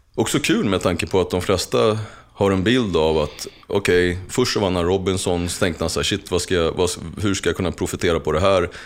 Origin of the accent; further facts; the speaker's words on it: Uppsala, Uppsala County, Sweden; jag har formats till den person som jag är utifrån min uppväxt i Gottsunda